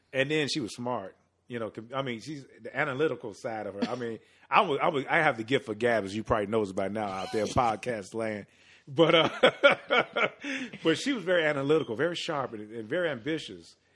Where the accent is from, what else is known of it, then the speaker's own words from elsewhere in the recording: Chicago, Illinois, United States; born and raised on the south side of Chicago